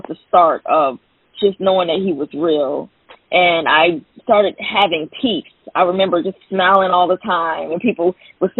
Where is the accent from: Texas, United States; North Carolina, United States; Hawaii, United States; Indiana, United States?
North Carolina, United States; Fayetteville; now in South Carolina, United States; I'm actually from Fayetteville, North Carolina, which is a military town